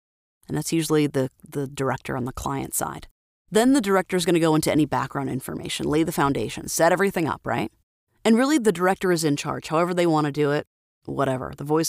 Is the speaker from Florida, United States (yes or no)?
yes; Florida, United States; now in Idaho, United States; so I have a Florida phone number, which is where I'm from, born, raised, and but now I live in Idaho